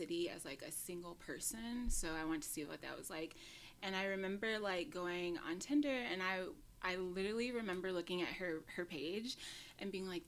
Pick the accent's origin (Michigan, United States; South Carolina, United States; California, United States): Michigan, United States; Detroit; also born or lived in Los Angeles; now in New York, United States; I'm originally from Detroit, and I've been living in New York for almost like 4 years